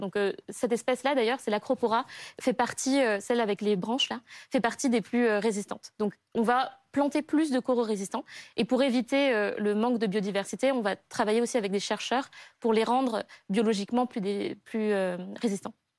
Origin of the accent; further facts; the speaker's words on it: Madagascar; J'ai grandi à Madagascar, dans un écrin de paradis.